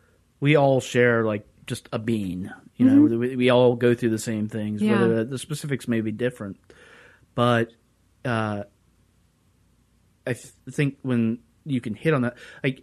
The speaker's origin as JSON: {"language": "English", "region": "the South", "country": "United States", "moved": "yes", "said": "I'm from the South"}